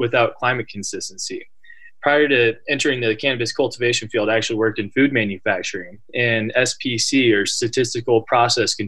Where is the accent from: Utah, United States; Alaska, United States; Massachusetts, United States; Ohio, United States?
Alaska, United States; Willow; I'm originally from Alaska. I grew up in a small town called Willow